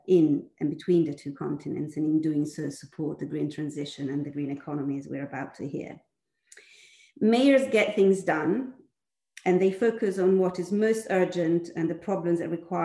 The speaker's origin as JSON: {"language": "English", "town": "Milan", "region": "Lombardy", "country": "Italy", "tie": "born or raised there", "said": "the city of Milan, that happens to be also my hometown"}